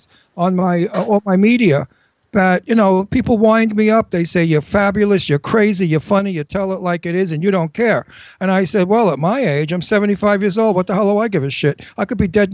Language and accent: English; New York City, New York, United States; accent: New York; I'm a native New Yorker, as you can hear